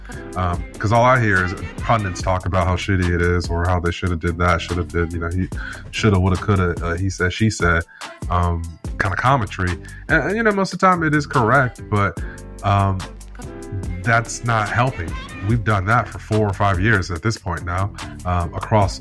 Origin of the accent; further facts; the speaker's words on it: Ipswich, East of England, United Kingdom; Ipswich Town. You know, my hometown team